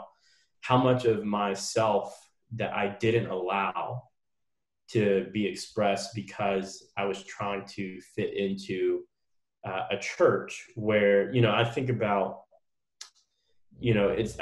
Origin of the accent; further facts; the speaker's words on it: United States; half Black, half Korean person growing up in America